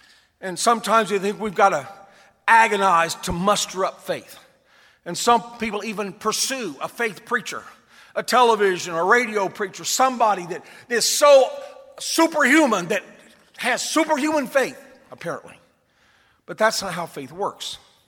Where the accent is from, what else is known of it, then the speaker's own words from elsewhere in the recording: South Korea; I was raised in Korea, as I stated, and the majority of people there were not Christians and still aren't.